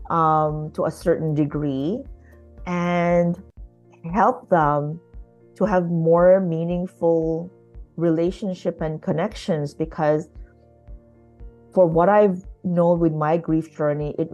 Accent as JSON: {"language": "English", "country": "Philippines", "moved": "yes", "lives_now": "Canada", "said": "raising my children, um, as Filipino Canadian immigrants."}